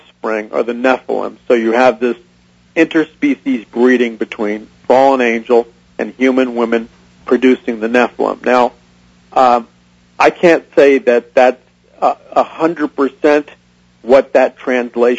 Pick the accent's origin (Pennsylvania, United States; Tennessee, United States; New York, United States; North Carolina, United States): New York, United States; New York City; I was raised an atheist in New York City